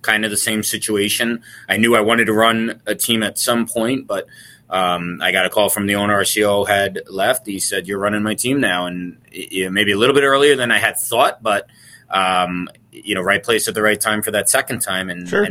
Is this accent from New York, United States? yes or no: yes; Long Island, New York, United States; moved away as an adult; also born or lived in Cortland, New York; now in Syracuse, United States; I grew up in Long Island